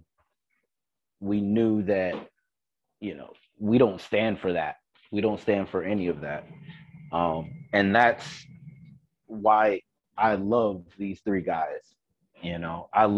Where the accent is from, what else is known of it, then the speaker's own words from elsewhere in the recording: the South, United States; also born or lived in Fort Greene, Brooklyn; now in Hoboken, United States; I am from the South. And a lot of my parents or a lot of my family grew up in Mississippi